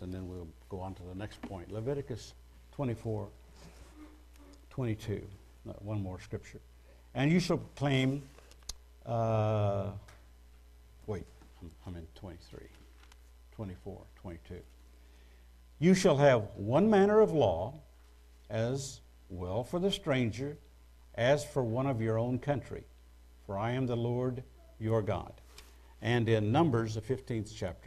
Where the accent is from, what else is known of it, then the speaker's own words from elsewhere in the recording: United States; I'm an American citizen.